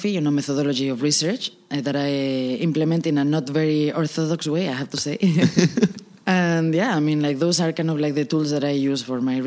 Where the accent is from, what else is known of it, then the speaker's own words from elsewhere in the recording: Guzmán, Castile and León, Spain; I come from a very small village in rural Spain called Guzmán. It's by the Duero River.